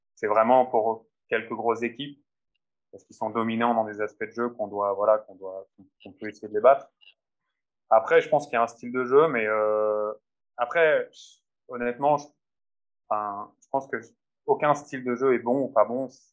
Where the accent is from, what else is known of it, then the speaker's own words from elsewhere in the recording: France; moved away as an adult; now in Finland; en tant que Français